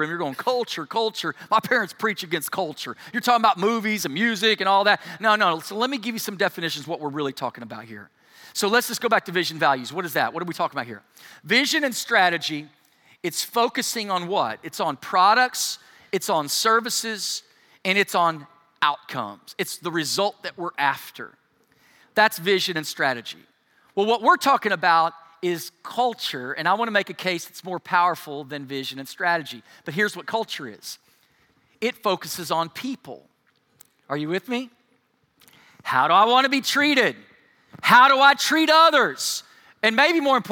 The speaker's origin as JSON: {"language": "English", "country": "United States", "said": "being an American"}